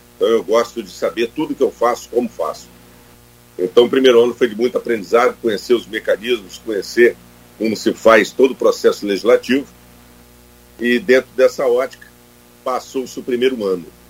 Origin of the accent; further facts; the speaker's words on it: Campos dos Goytacazes, Rio de Janeiro, Brazil; Eu sou natural de Campos Goitacazes, é né, a nossa cidade, e nascido em 67